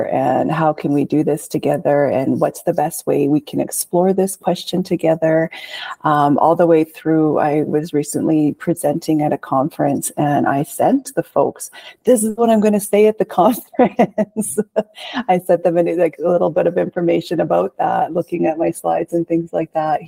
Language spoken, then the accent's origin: English; Grande Prairie, Alberta, Canada; I am from Grand Prairie.